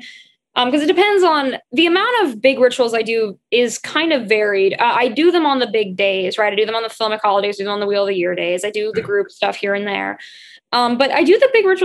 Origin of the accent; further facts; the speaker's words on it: the South, United States; I grew up in the South in the US, which is the more Christian part